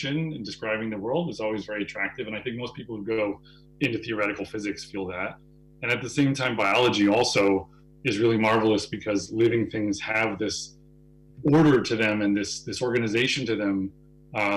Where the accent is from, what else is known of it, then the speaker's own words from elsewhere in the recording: New Hampshire, United States; also born or lived in Boston, Massachusetts; I grew up mostly in New Hampshire.